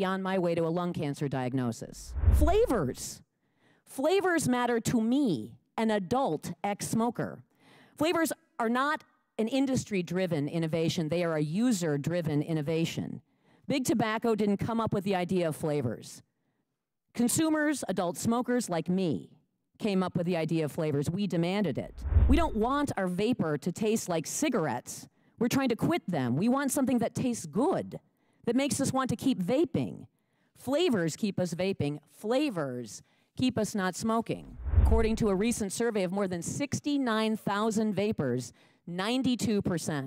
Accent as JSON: {"language": "English", "town": "Lake Mills", "region": "Wisconsin", "country": "United States", "said": "I'm from Lake Mills, Wisconsin."}